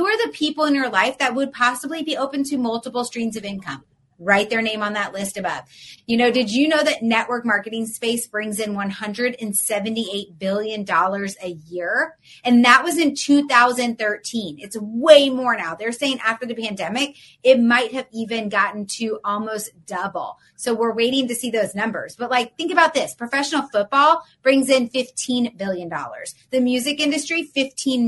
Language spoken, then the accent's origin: English; Atlanta, Georgia, United States; now in Florida, United States; I'm from Atlanta, but I live in Florida.